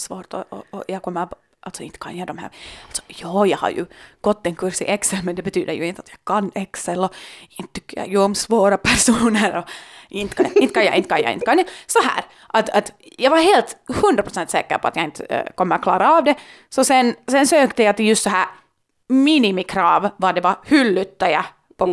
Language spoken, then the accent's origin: Swedish; Helsinki, Uusimaa, Finland; jag kommer från Finland, Helsingfors, var möjligheterna är ganska långt oändliga